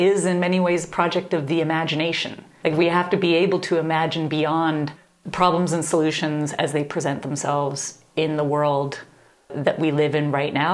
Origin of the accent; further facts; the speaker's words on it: Canada; moved away as an adult; also born or lived in Nashville, Tennessee; I grew up in Canada